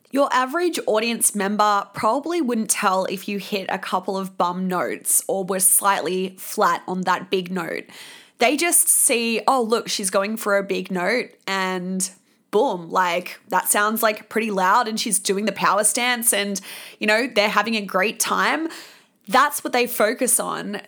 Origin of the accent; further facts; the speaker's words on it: Sydney, New South Wales, Australia; moved away; my hometown